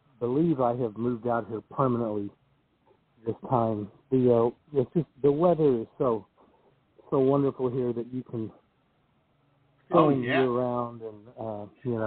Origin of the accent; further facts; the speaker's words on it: Oklahoma, United States; moved away as an adult; now in Los Angeles, United States; I came out from Oklahoma